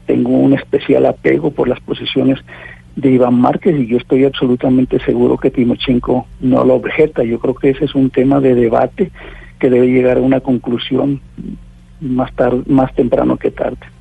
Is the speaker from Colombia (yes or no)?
yes; Colombia; aquí en mi país